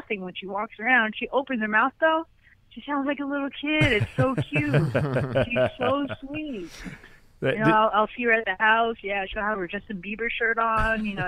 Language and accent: English; Philippines; I'm Filipino